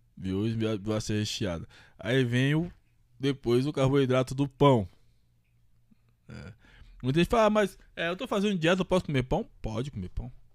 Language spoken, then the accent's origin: Portuguese; Bahia, Brazil; now in São Paulo, Brazil; sou baiano